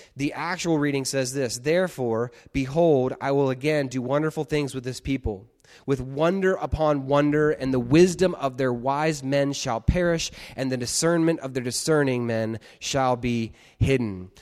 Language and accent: English; United States; being American